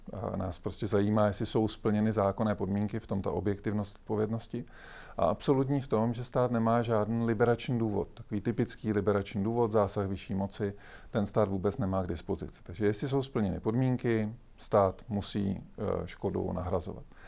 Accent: Czechia; my jako Češi

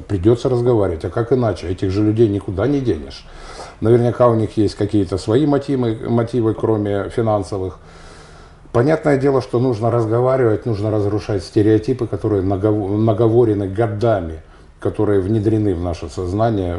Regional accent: Donetsk, Donetsk Oblast, Ukraine; moved away; Я уроженец Донецка, у меня до сих пор донецкая

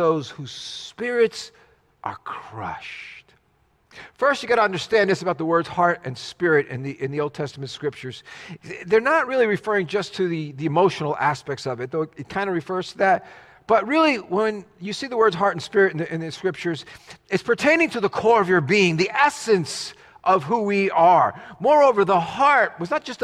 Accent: New Jersey, United States; As a kid growing up in Jersey

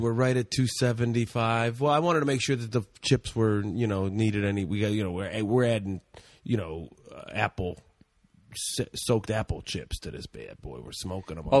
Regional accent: Cleveland, Ohio, United States; moved away; I'm from Cleveland, everybody, originally

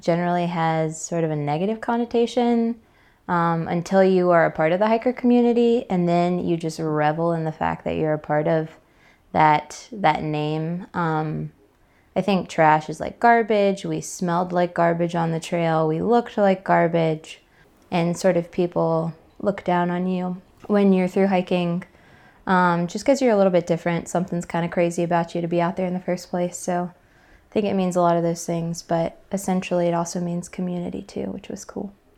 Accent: Atlanta, Georgia, United States; I'm from Atlanta, Georgia

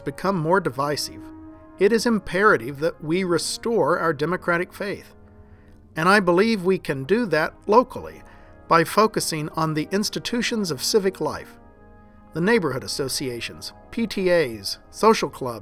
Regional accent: rural Oklahoma, United States; I grew up in Baptist churches in rural Oklahoma

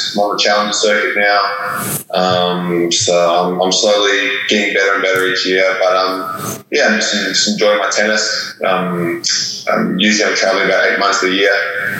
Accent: Australia; also born or lived in South Africa; Yeah, well, I was born in South Africa, moved to Australia when I was 10. So I've been living in Australia now the last 12 years

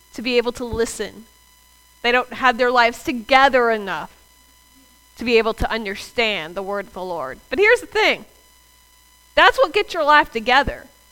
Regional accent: the South, United States; I'm from the South

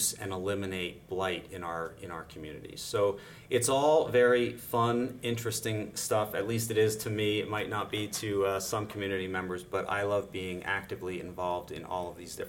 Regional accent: Northampton, Pennsylvania, United States; now in Slatington, United States; I grew up in Northampton Borough. I live currently in Slatington

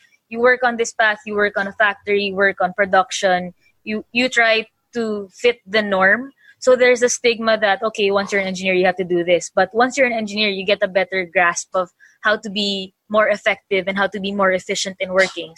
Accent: Philippines; growing up as a Filipina engineer

